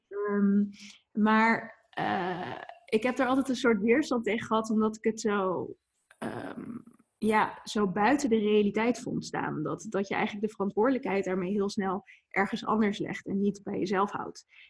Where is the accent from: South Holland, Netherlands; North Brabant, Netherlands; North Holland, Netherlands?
North Brabant, Netherlands; Etten-Leur; moved away; also born or lived in Leiden / Maastricht / Amsterdam; ik ben deels opgegroeid in Etteleur, in Noord-Brabant ligt dat, onder Breda. En, en deels in Leiden. Dus zeg maar, een beetje mijn jeugd was een beetje 50-50 verdeeld.